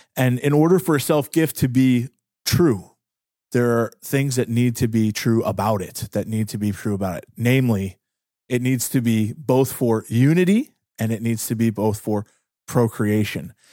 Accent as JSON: {"language": "English", "town": "Pittsburgh", "region": "Pennsylvania", "country": "United States", "said": "I'm from Pittsburgh"}